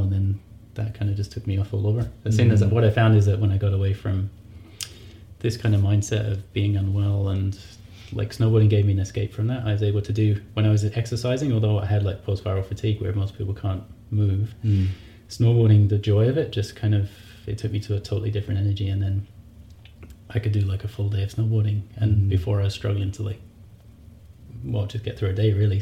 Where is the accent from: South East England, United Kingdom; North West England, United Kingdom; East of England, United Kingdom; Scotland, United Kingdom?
East of England, United Kingdom; Essex; moved away as an adult; now in Calgary, Canada; I grew up in England, United Kingdom. I grew up in Essex. Stayed most of my life there.